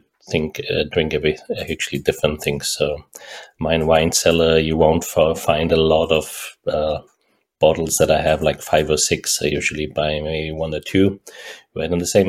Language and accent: English; Germany; moved away as an adult; also born or lived in Pilsen, Czech Republic / Austria; now in Silicon Valley, United States; I grew up actually in Germany, spent 25 years in Germany